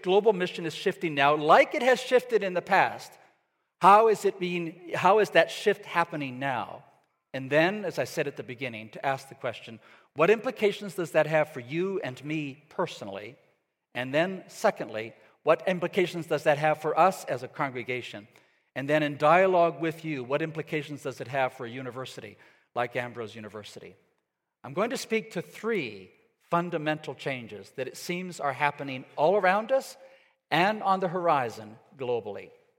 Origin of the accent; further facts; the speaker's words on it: Ecuador; My parents, for example, went to Ecuador. I grew up in Ecuador in South America.